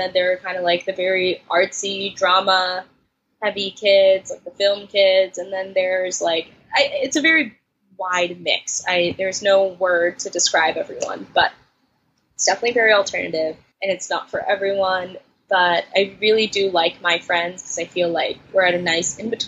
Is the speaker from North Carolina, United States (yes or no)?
no; New York City, New York, United States; I'm from New York City